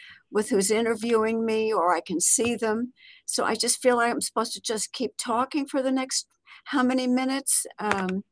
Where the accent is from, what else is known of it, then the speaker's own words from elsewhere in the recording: New York City, New York, United States; I grew up in New York City as a daughter of refugees from Nazi Germany